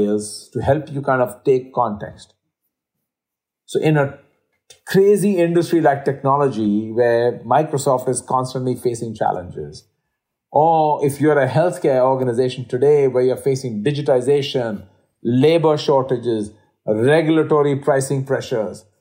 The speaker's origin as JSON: {"language": "English", "country": "India", "tie": "born or raised there", "moved": "yes", "said": "being Indian by birth myself"}